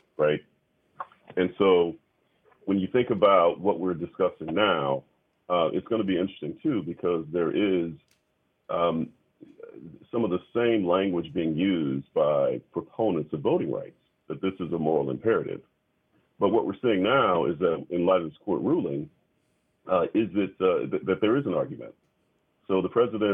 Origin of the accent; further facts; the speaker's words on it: the South, United States; here in the South, I'm a Southerner